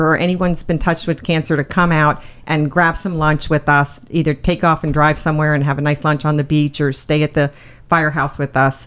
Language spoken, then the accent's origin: English; Tipperary, Munster, Ireland; also born or lived in Minnesota; now in Sanibel Island, United States; I was born in Tipperary, Ireland